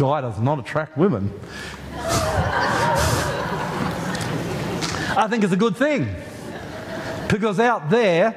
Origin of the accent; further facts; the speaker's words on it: Australia; we're Australian